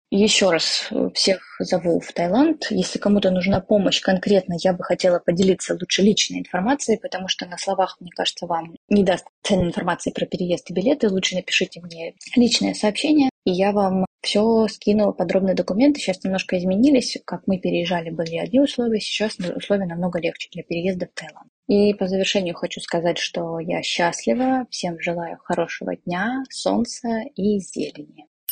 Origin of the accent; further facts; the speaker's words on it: Shakhty, Rostov Oblast, Russia; moved away as an adult; also born or lived in Moscow; now in Thailand; я из города Шахты, Ростовской области, проучилась там в школе